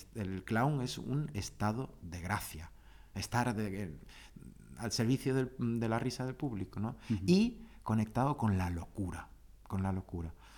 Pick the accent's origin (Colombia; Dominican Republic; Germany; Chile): Germany; moved away; also born or lived in Ceuta, Spain / Seville, Spain; yo había nacido y me había criado en Alemania